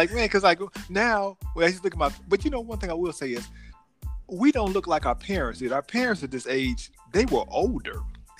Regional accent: Chicago, Illinois, United States; I was born in Chicago too, but I'm a little older.

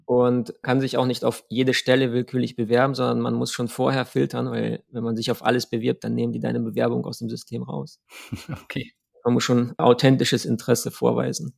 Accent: Germany; als Deutsche in der ESA

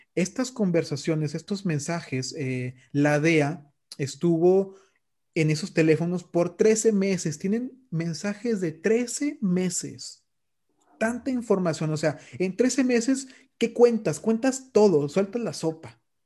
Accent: Mexico; yo siendo un mexicano

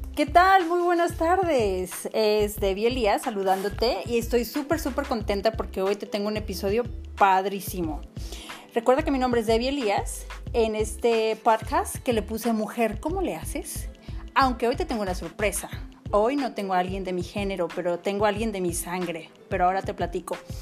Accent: Autlán, Jalisco, Mexico; estamos grabando justo en Autlán, Jalisco, donde yo nací y crecí aquí

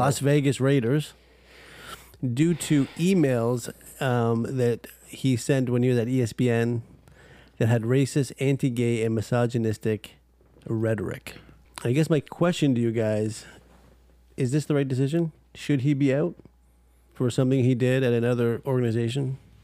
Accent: Canada; We're from Canada

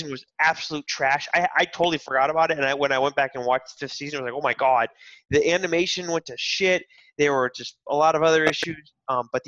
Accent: Westport, Massachusetts, United States; moved away as an adult; also born or lived in Chicago; I'm from Westport, Massachusetts, which is a good hour and 15 minutes south of Boston.

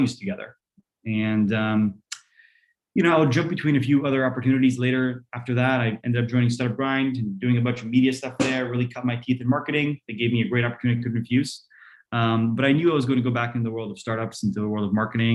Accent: New Jersey, United States; English is a second language; also born or lived in Poland; I came to America, to New Jersey. You know, mom was a teacher, dad was a computer scientist. We all three got there around age 6 for me. We didn't know any of the language.

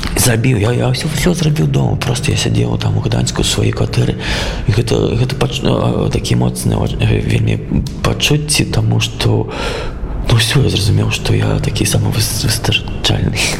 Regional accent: Belarus; moved away; also born or lived in Minsk; я зразумеў что я беларус

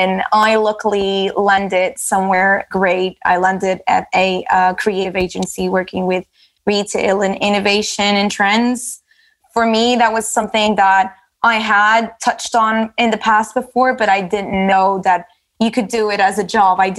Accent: Lisbon, Portugal; English is a second language; moved away as an adult; also born or lived in Manchester, United Kingdom; now in London, United Kingdom; And in my case, I moved from Lisbon to the UK and I spent a couple of years in Manchester studying and working. And then managed to get a job in London, moved to London.

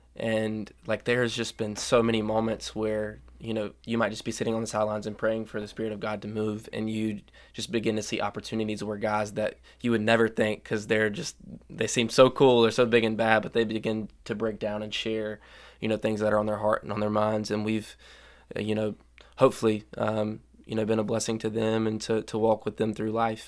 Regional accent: Union, United States; I grew up in Union.

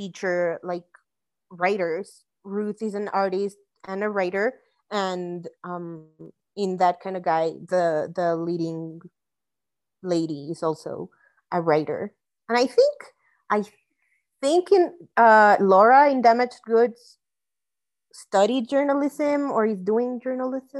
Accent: Mexico City, Mexico; I grew up in Mexico City

